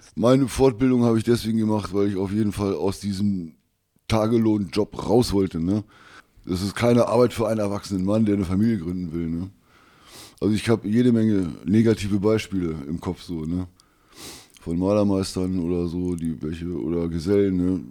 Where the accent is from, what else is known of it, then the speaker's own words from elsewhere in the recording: Wolfsburg, Lower Saxony, Germany; 56 ähm, Jahre alt, jung geblieben aus Wolfsburg